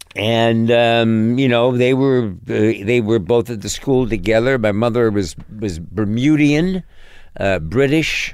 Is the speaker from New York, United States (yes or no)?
yes; New York City, New York, United States; also born or lived in Connecticut; I grew up in New York City